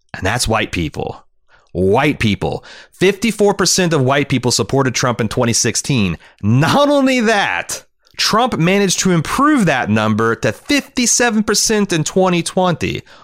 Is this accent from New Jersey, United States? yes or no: no; Cincinnati, Ohio, United States; In Cincinnati, my hometown